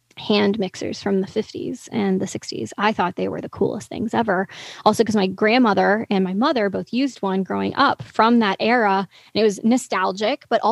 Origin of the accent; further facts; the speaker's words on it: the South, United States; I'm from the South